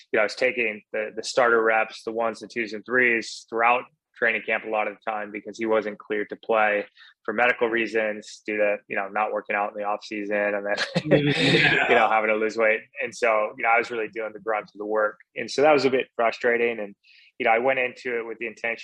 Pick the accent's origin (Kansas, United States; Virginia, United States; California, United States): California, United States; Newport Beach; I grew up in Southern California in Newport Beach